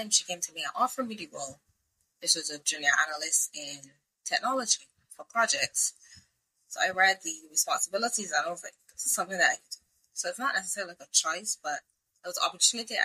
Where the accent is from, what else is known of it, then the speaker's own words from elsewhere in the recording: Barbados; I'm from Barbados.